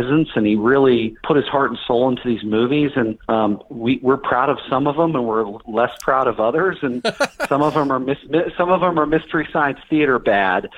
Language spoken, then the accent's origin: English; Dallas, Texas, United States; moved away as an adult; I grew up in Dallas, Texas